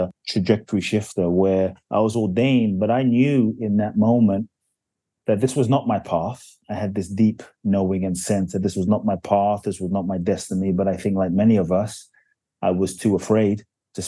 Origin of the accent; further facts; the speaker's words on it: London, United Kingdom; also born or lived in Ghana; now in United States; I was born in Ghana, West Africa. Just a bit of backstory. My father's from Ghana. My mother's Japanese. I grew up in London. I live in the US